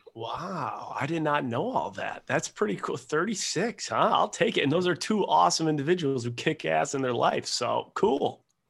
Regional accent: Buffalo, New York, United States; moved away as an adult; also born or lived in Rochester, New York / Seattle, Washington; I was born in Buffalo, New York

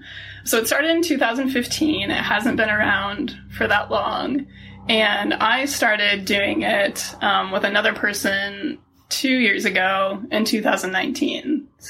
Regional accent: Buffalo, New York, United States; now in Salt Lake City, United States; And I'm not originally from Utah. I grew up outside of Buffalo, New York.

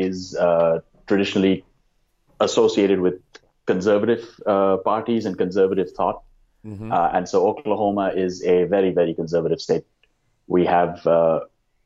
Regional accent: India; moved away as an adult; now in United States; I'm originally from India

